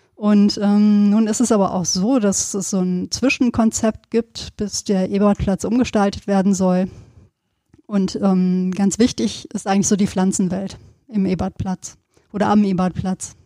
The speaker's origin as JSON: {"language": "German", "area": "Sauerland", "region": "North Rhine-Westphalia", "country": "Germany", "tie": "born or raised there", "said": "wir kommen ja auch beide aus Gegenden, du aus dem äh, Bergischen, ich aus dem Sauerland, wo es immer viel geregnet hat"}